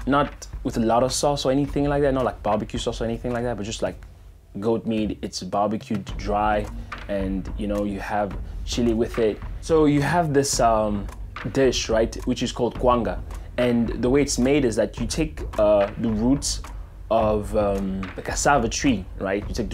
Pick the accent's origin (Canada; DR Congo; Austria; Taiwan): DR Congo; now in Phoenix, United States; I was born in the Democratic Republic of the Congo, and now I live in Phoenix, Arizona.